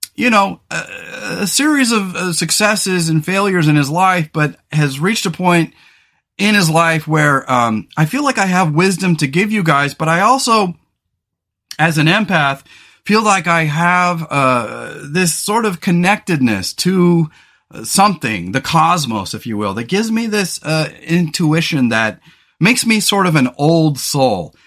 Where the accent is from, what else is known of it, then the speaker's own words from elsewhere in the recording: California, United States; also born or lived in Pasadena; now in Pacific Northwest, United States; I grew up in California.